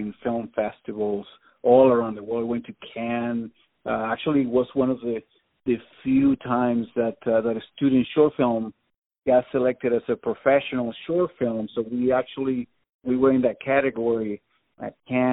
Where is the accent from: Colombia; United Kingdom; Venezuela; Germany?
Venezuela; moved away as an adult; also born or lived in Tallahassee, Florida; now in Los Angeles, United States; I'm from Venezuela, yeah. I've been here in L.A. for almost 20 years now, but yeah, I'm originally from Venezuela.